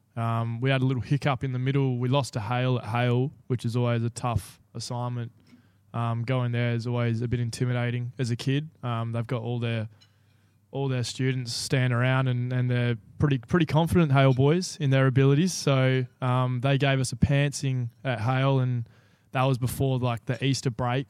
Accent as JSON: {"language": "English", "town": "Bunbury", "region": "Western Australia", "country": "Australia", "tie": "born or raised there", "also_born_or_lived": "Guildford", "said": "born and raised in Bunbury"}